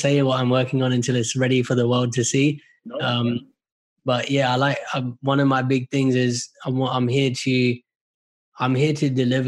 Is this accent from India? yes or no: yes; India; So I'm Indian, right? Our people are like, education is God.